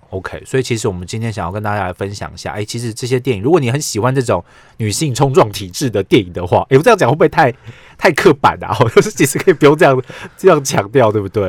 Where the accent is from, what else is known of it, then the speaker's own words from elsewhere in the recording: Taiwan; 我们台湾人